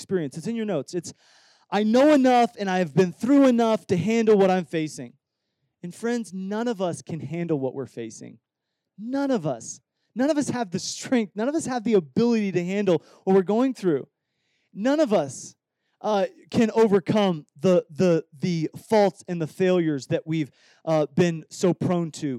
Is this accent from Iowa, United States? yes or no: yes; Iowa, United States; I grew up in Iowa